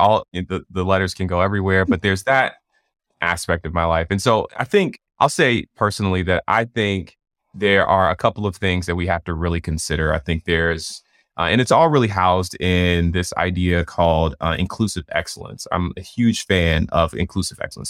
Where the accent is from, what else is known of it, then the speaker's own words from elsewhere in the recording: Atlanta, Georgia, United States; I'm from Atlanta